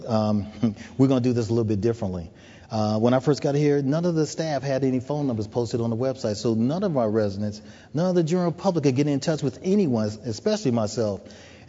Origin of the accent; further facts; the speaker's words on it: United States; accent: American; moved away as an adult; now in Toronto, Canada; being an American with this wonderful accent that I have